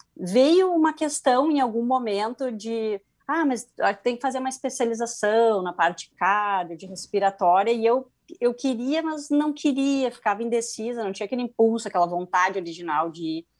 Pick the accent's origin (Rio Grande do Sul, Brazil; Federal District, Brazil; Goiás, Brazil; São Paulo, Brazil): Rio Grande do Sul, Brazil; me formei em 2005 pela PUC, aqui do Rio Grande do Sul, sou gaúcha